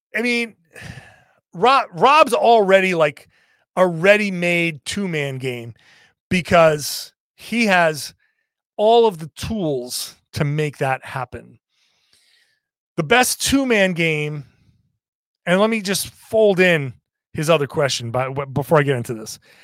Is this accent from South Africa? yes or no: no; Rhode Island, United States; I'm from Rhode Island